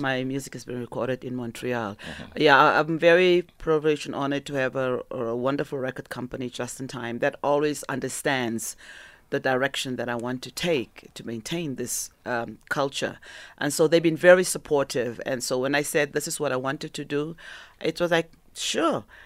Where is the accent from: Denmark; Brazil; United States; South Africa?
South Africa; moved away; also born or lived in Canada; South African